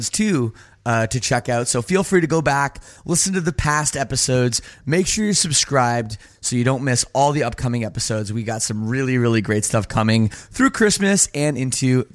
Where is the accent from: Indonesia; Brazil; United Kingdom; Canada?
Canada; I'm from Canada